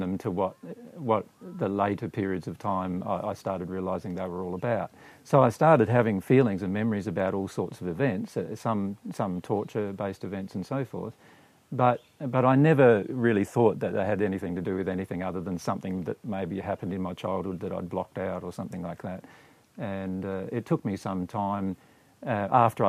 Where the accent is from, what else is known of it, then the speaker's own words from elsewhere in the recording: Riverland, South Australia, Australia; in the Riverland town in which we were growing up in South Australia